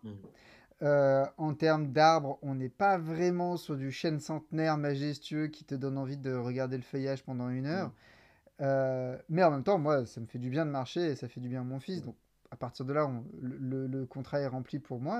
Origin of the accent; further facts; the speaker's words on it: Toulon, Provence-Alpes-Côte d'Azur, France; moved away as an adult; also born or lived in England / Paris; now in Marseille, France; moi à la base, je viens de Toulon